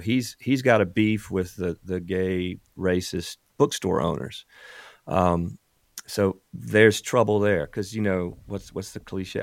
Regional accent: South Carolina Low Country, United States; born or raised there

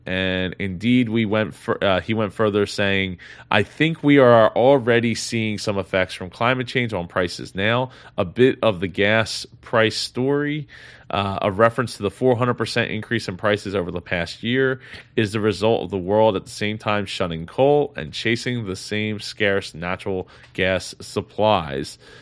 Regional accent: New Jersey, United States; in neighboring New Jersey, my, my, uh, my home state here

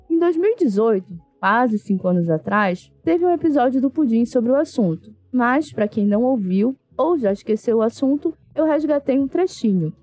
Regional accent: Brazil; sou brasileira

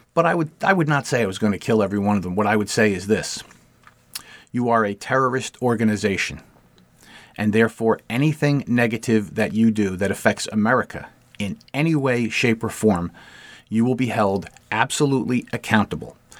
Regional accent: United States; As an American

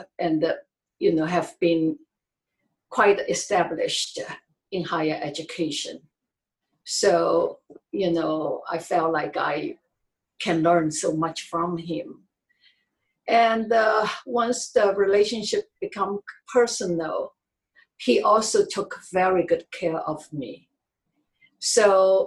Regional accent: China; English is a second language; moved away as an adult; I'm originally from China

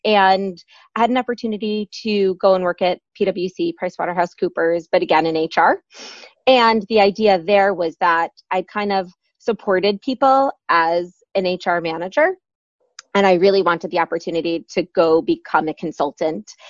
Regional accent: New York, United States; moved away as an adult; also born or lived in Michigan; now in London, United Kingdom; I'm from New York originally.

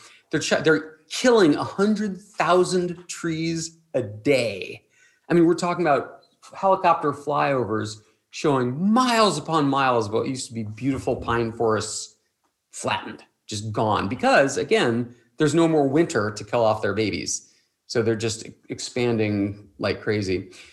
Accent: Cleveland, Ohio, United States; I'm from Cleveland, so, you know, I have a small bias.

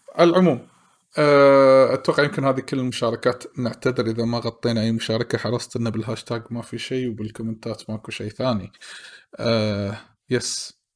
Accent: Kuwait; ديرتنا الكويت

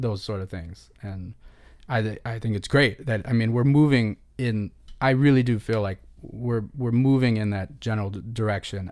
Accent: Chicago, Illinois, United States; born or raised there; moved away as an adult; also born or lived in Boston / New Orleans / Los Angeles

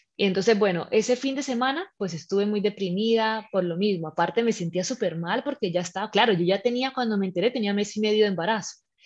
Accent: Colombia; moved away as an adult; also born or lived in Spain; now in Malta; yo soy colombiana, pero llevo ya ocho años viviendo fuera de mi país.

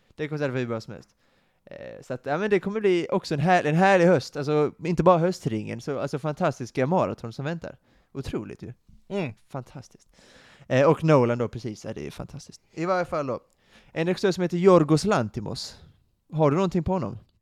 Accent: Sweden; som svensk

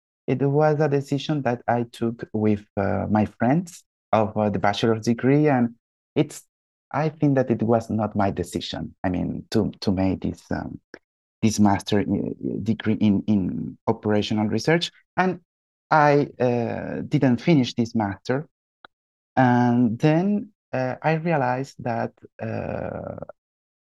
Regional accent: Venezuela; moved away as an adult; now in France; I'm from Venezuela. I decided to make my postgraduate studies in France

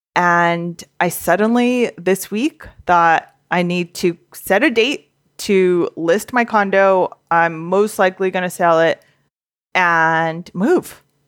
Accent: Southern California, United States; I grew up in SoCal

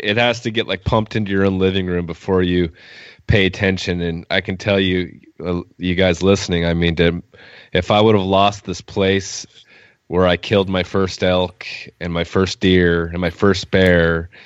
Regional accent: Oregon, United States; we're from Oregon.

